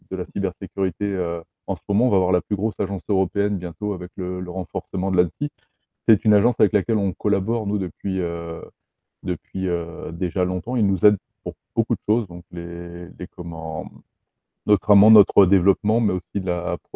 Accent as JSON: {"language": "French", "region": "Brittany", "country": "France", "said": "On est breton, on est euh, français, européen aussi."}